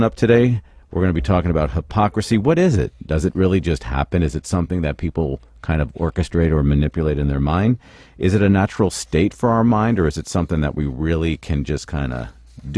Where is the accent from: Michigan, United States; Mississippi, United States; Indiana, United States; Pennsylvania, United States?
Pennsylvania, United States; Philadelphia; now in California, United States; I love Philly. That's my hometown.